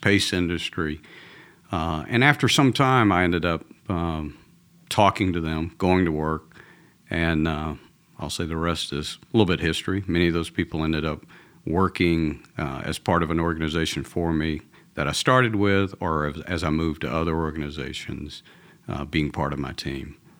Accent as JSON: {"language": "English", "town": "Atlanta", "region": "Georgia", "country": "United States", "accent": "Georgia", "moved": "yes", "lives_now": "Texas, United States", "said": "I'm originally from Atlanta, from uh, a, Southern boy. So even though I live in Texas now, this is a Georgia accent"}